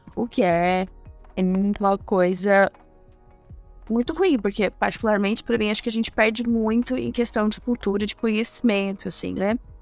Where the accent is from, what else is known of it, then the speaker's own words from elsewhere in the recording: Goiânia, Goiás, Brazil; moved away; also born or lived in Niterói, Rio de Janeiro; vocês vão perceber pelo sotaque, eu sou de Goiânia, Goiás.